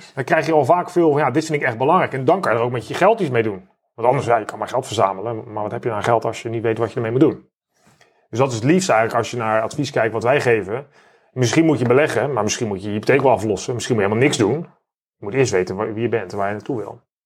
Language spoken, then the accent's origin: Dutch; Netherlands